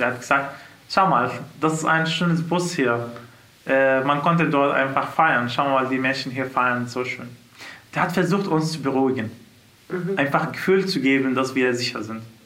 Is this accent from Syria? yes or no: yes; Syria; German is a second language; moved away as an adult; now in Germany; wir sind aus Syrien und wir sind jetzt angekommen